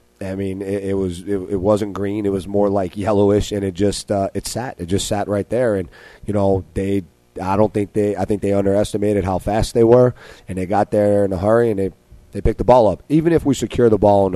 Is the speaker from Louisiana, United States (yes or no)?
yes; New Orleans, Louisiana, United States; growing up in New Orleans and you play in the Catholic League